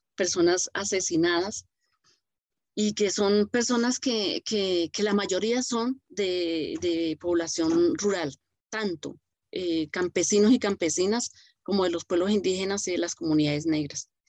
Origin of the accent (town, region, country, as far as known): Colombia